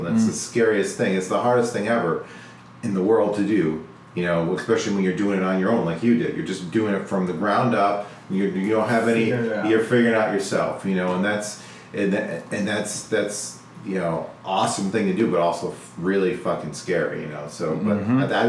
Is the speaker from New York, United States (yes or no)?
yes; Rochester, New York, United States; I'm originally from Rochester